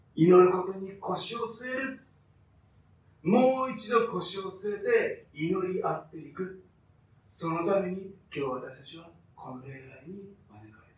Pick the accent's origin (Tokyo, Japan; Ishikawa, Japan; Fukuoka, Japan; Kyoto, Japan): Kyoto, Japan; Fukuchiyama; 私は京都の福知山という田舎で生まれ育って